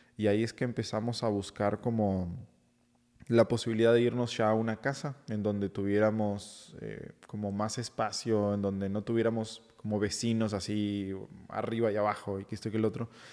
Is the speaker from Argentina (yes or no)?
no; Uruguay; now in Mexico City, Mexico; yo soy de, de Uruguay